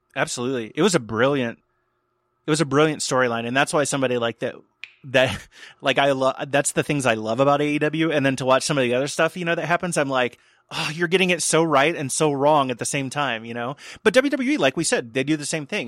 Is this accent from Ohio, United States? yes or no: yes; outside of Cincinnati, Ohio, United States; I had a show that I produced in my hometown outside of Cincinnati